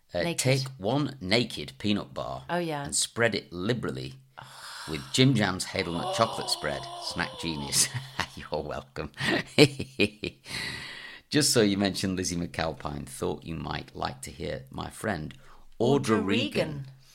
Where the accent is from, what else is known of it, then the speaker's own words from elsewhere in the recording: New Zealand; now in United Kingdom; I'm from New Zealand originally, but now live in the UK for over 20 years.